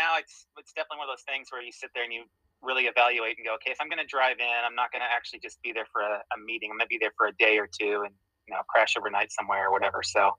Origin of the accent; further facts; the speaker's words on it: Indiana, United States; also born or lived in Missouri, United States; now in Washington, United States; Well, I grew up in the Midwest. I was born in Missouri, grew up in Indiana, went to high school there, and then left, went to college